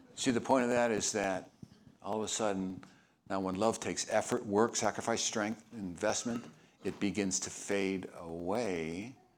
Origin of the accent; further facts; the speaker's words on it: Chicago, Illinois, United States; moved away; I'm from Chicago